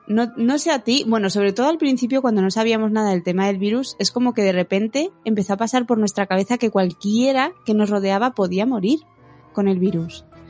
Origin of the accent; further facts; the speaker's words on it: Bilbao, Basque Country, Spain; soy de Bilbao y Bilbao es un sitio frío, y húmedo.